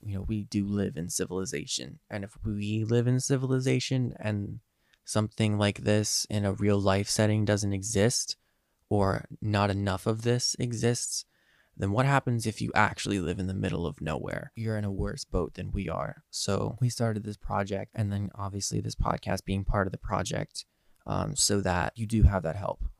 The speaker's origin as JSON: {"language": "English", "region": "Eastern Pennsylvania", "country": "United States", "said": "I am from Eastern Pennsylvania."}